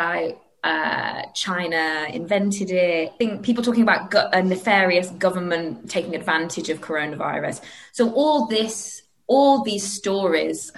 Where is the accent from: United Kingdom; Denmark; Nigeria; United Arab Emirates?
United Kingdom; as a British person